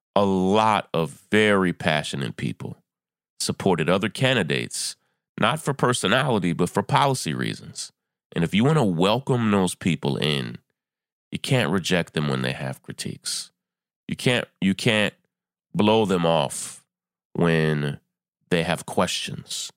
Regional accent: New York, United States; my home state of New York

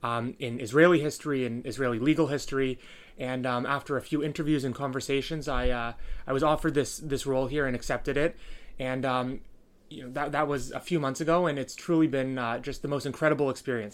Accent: Toronto, Ontario, Canada; I'm a student from Toronto. I'm at the University of Toronto

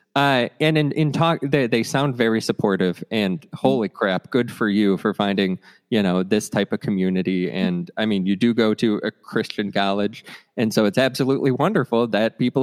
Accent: Cleveland, Ohio, United States; I grew up in Cleveland

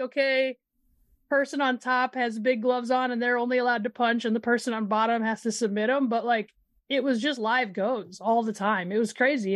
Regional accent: Midwest, United States; I'm from the Midwest

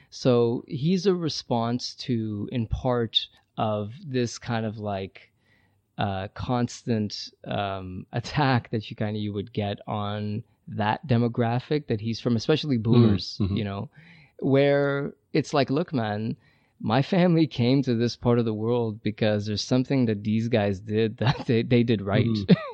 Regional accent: Iran; born there; moved away; also born or lived in Brazil; I've lived in Brazil 3 years. I taught English down there. I was born in Iran. I've went back and visited.

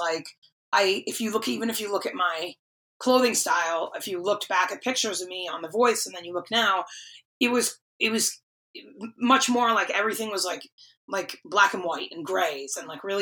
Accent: East Coast, United States; also born or lived in North Attleboro, Massachusetts; now in Nashville, United States; I remember working at Bath & Body Works in North Attleboro at the Emerald Square Mall, because I'm from the East Coast.

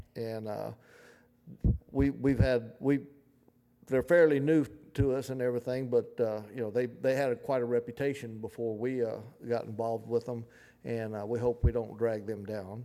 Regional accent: the South, United States; accent: twang and drawl; we're from the South and, you know, we have a little twang in our voice and drawl

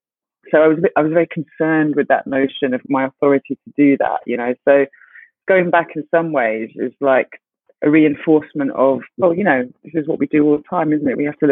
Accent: Ghana; Specifically, my concern was Ghana because I'm Ghanaian.

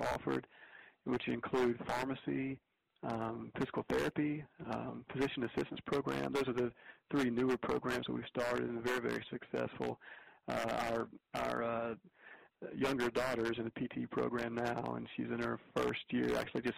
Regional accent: Pensacola, Florida, United States; moved away as an adult; also born or lived in Nashville, Tennessee / Dalton, Georgia; a CPA firm in Pensacola, Florida, my hometown

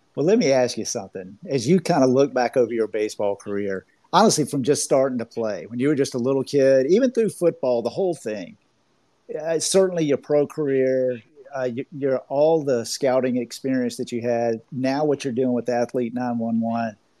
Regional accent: Georgia, United States; accent: Southern; I have a little bit of a Southern accent. I'm from Georgia

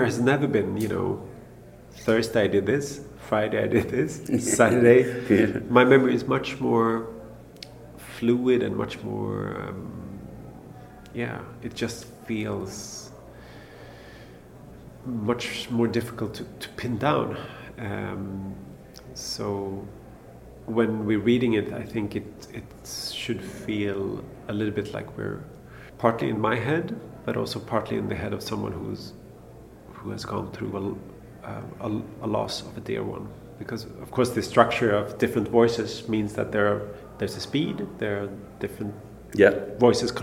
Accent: Stockholm, Stockholm County, Sweden; English is a second language; I was born and raised in Stockholm. I love my hometown

